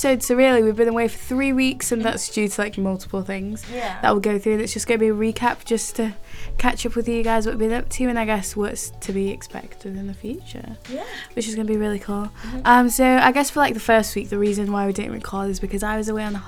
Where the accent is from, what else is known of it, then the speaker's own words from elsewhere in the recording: England, United Kingdom; being in England where we're meant to be like super multicultural